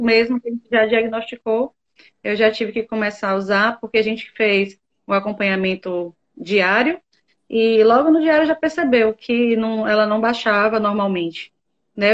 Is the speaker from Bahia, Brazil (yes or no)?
yes; southern Bahia, Brazil; Eu sou daqui do sul da Bahia. Guararema é o nome da minha cidade